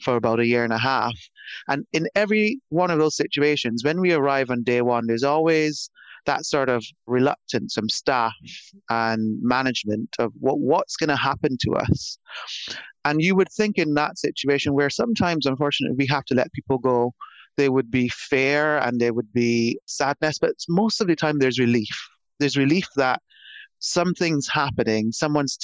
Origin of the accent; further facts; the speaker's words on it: Barbados; moved away; I'm from Barbados originally, small island in the Caribbean. And I grew up in the countryside of a small island.